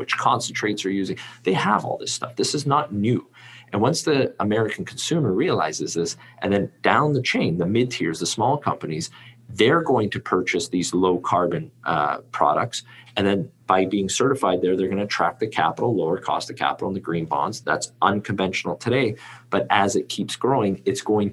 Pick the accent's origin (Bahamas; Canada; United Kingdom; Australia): Canada; I'm Canadian